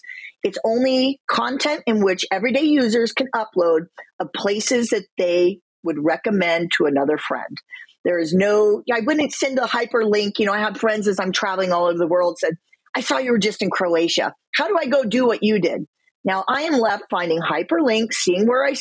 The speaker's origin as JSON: {"language": "English", "region": "Midwest", "country": "United States", "said": "I come from the Midwest."}